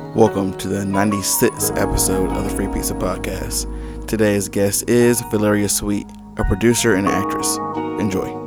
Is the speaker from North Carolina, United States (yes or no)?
yes; High Point, North Carolina, United States; I grew up right in High Point, um, North, North Main Street area